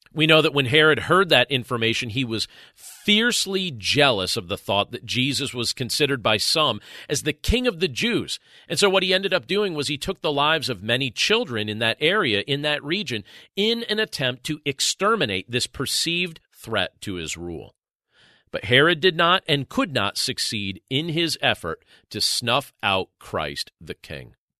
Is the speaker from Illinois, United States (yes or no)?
no; Northeast Pennsylvania, United States; I'm from Northeast Pennsylvania